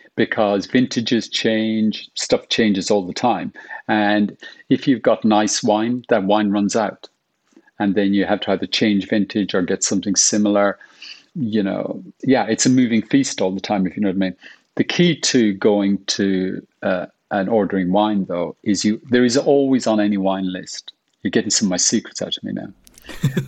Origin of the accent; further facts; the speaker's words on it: Ireland; now in London, United Kingdom; as an Irish person